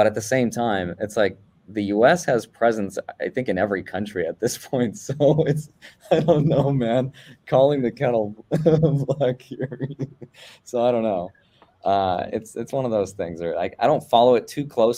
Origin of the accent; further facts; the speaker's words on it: Russia; moved away; I'm Russian. I was born actually in the Soviet Union, right before it collapsed